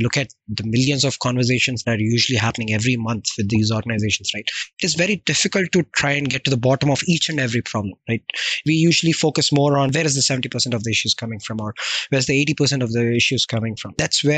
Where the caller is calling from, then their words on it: Hyderabad, Telangana, India; also born or lived in Florida, United States; I'm calling in from India, the specific region within the southern part of the India called as Hyderabad. And that's where I have been living for the past 30 years